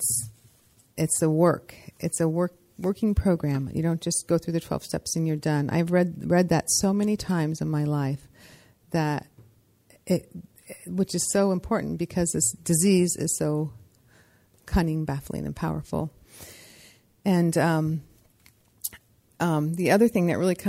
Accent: San Francisco, California, United States; also born or lived in Seattle; I'm from San Francisco

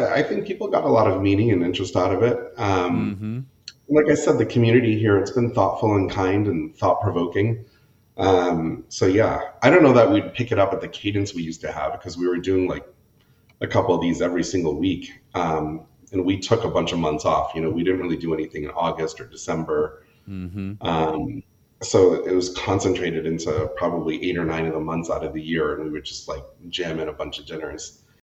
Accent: New Hampshire, United States; also born or lived in Connecticut / Pennsylvania; We grew up in New Hampshire for... I was there for 8 years, then Pennsylvania for a couple, and then, Connecticut for 8 years, Pennsylvania for a couple, and then New Hampshire for my formative years.

